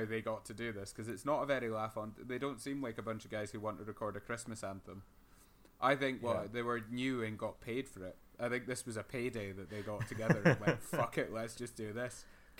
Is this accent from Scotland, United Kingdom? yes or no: yes; Motherwell, Scotland, United Kingdom; we're going to have some drugs because we're from Motherwell and that's sort of ingrained in us.